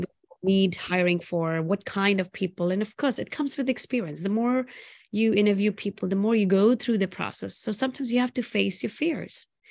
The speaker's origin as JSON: {"language": "English", "region": "South India", "country": "India", "tie": "born or raised there", "moved": "yes", "said": "I grew up in India, in south part of India, eating on banana leaves"}